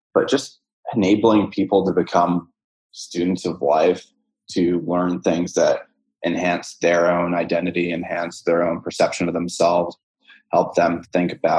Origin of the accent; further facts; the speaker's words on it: New York City, New York, United States; moved away as an adult; now in San Francisco, United States; I'm from New York City